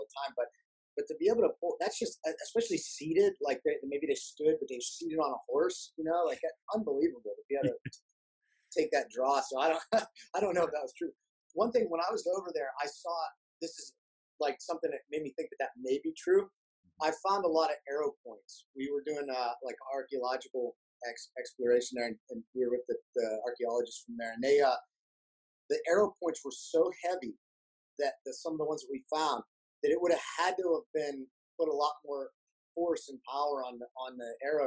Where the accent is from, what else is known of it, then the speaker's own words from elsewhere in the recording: Brookville, Pennsylvania, United States; also born or lived in Clearfield, Pennsylvania; now in Pittsburgh, United States; We kind of bounced around all over those towns. I went to high school in Brookville